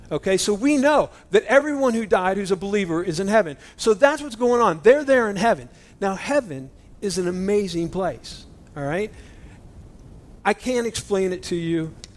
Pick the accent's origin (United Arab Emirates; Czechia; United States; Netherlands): United States; I'm an American Christian. You know, we're American Christians.